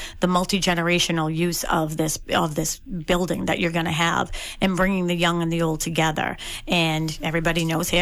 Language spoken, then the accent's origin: English; Boston, Massachusetts, United States; I grew up in Dorchester.